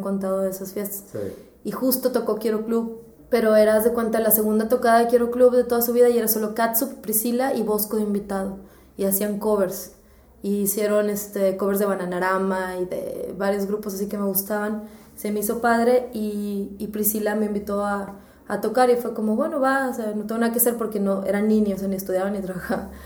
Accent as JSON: {"language": "Spanish", "town": "San Pedro Garza García", "region": "Nuevo León", "country": "Mexico", "tie": "born or raised there", "also_born_or_lived": "Mitras, Monterrey", "said": "crecí en San Pedro, bueno, en Mitras y luego en San Pedro"}